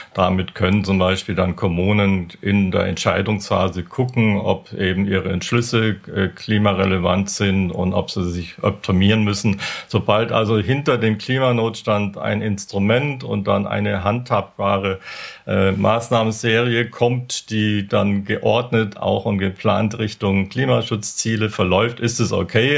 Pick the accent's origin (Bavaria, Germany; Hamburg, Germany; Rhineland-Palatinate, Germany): Bavaria, Germany; moved away; ich komme ja aus, aus Bayern